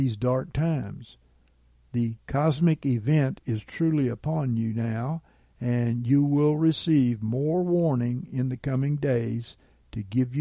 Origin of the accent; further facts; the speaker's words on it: Gulf Coast, United States; I come from the Gulf Coast